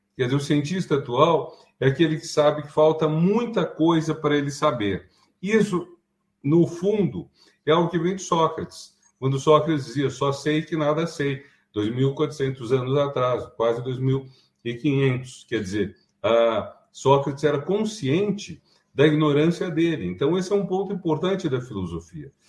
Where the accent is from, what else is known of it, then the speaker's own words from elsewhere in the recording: Brazil; nós somos brasileiros